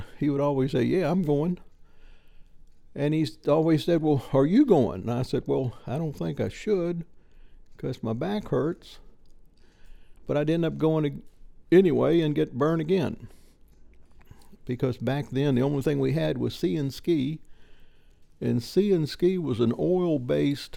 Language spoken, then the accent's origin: English; Petersburg, Virginia, United States; I was born in Petersburg, Virginia